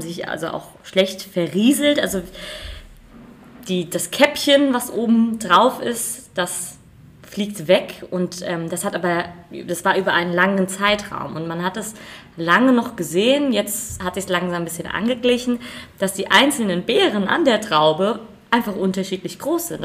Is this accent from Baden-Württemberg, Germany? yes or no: no; Rheingau, Hesse, Germany; bei uns im Rheingau